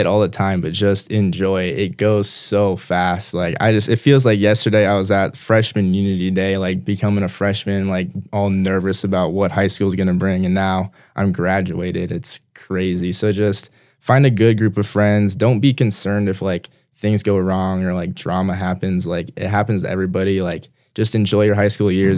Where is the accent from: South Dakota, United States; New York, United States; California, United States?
South Dakota, United States; Brandon; also born or lived in Minnesota; I was born in Minnesota, but we moved here when I was two year old, two years old, so I've been in Brandon my entire life